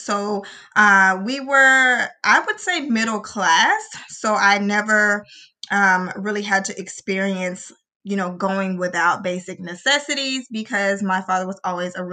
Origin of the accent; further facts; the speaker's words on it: Little Rock, Arkansas, United States; I am from Little O, Arkansas